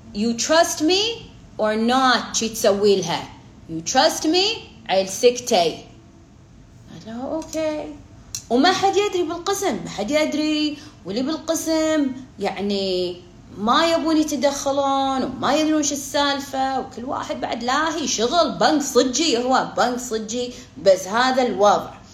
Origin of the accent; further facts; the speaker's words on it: Kuwait; انا بالكويت انا كويتيه